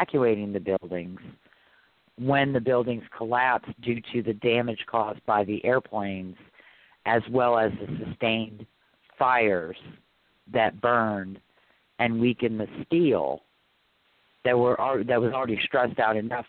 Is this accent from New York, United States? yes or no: no; New Orleans, Louisiana, United States; I'm from New Orleans.